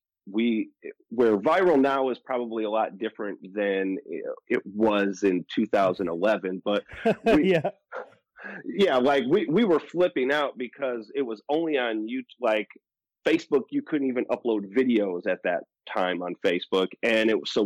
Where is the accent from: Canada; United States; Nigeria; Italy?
United States; Milwaukee, Wisconsin; I'm from Milwaukee, Wisconsin